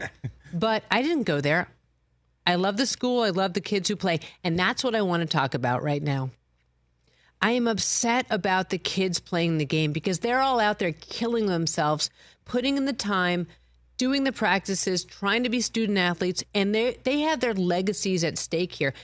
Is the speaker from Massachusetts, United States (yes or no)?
yes; Boston, Massachusetts, United States; growing up in Boston, like my whole life